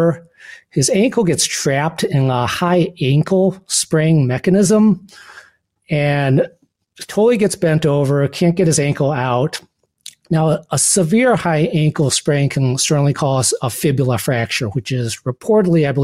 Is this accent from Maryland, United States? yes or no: no; Bad Axe, Michigan, United States; moved away as an adult; also born or lived in Philadelphia, Pennsylvania; Well, I grew up in Michigan, in Bad Axe, Michigan